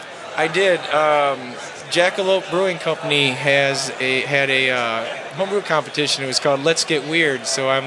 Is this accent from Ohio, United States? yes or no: yes; Toledo, Ohio, United States; I'm from Toledo, Ohio.